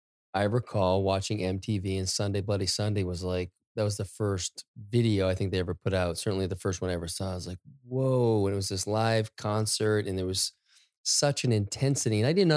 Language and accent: English; Maine, United States; I grew up in Maine.